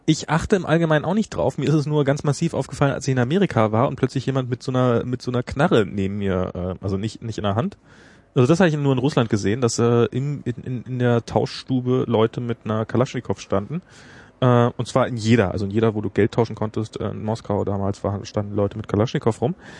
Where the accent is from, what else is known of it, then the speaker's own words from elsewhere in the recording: Germany; bei uns in Deutschland